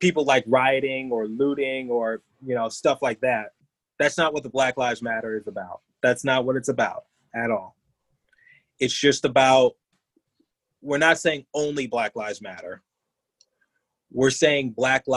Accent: Detroit, Michigan, United States; moved away as an adult; now in Philadelphia, United States; I grew up in Detroit just fine

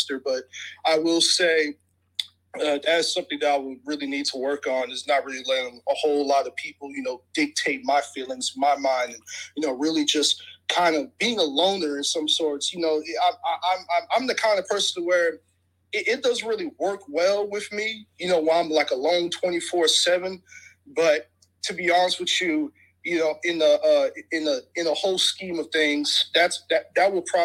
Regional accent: Houston, Texas, United States; moved away as an adult; also born or lived in Nebraska; I'm from Houston

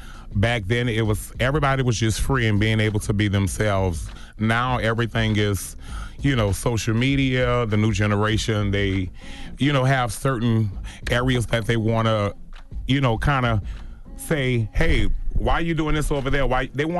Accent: New Orleans, Louisiana, United States; I mean, I'm born and raised in New Orleans, Josephine Street, and a lot of times we have to fight to stand up for who we are and what we believe in.

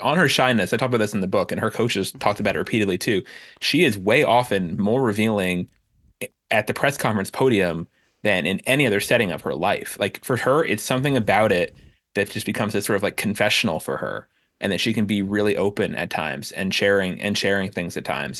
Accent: Miami Beach, Florida, United States; I grew up in Miami Beach

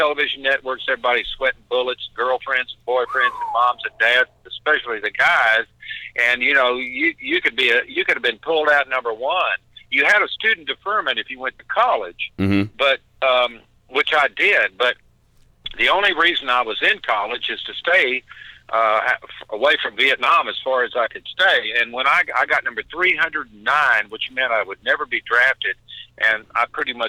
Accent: Lubbock, Texas, United States; also born or lived in San Antonio, Texas; I was born in San Antonio, but when I was about 9 or 10, we moved up to Lubbock and lived there. Went to, graduated from Lubbock High School

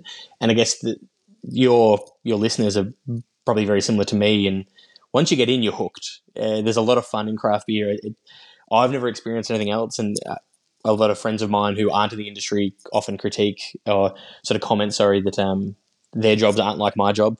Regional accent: Yarra Valley, Victoria, Australia; I grew up in the Yarra Valley in Victoria

